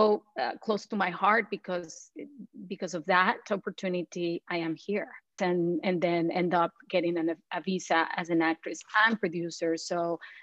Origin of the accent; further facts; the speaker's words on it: Mexico; moved away as an adult; also born or lived in Panama; now in United States; I'm a Mexican immigrant. I was born and raised in Mexico and in Panama. My dad is Mexican, my mom is from Panama. I lived between those two countries.